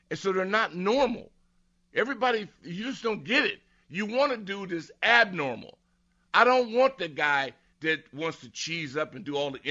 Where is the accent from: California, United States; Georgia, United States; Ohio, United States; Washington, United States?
California, United States; Southern; I'm from Southern Cal